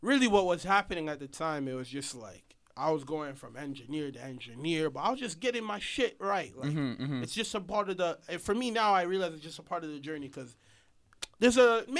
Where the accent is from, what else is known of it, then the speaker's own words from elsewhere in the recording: Kenya; now in Toronto, Canada; I'm Kenyan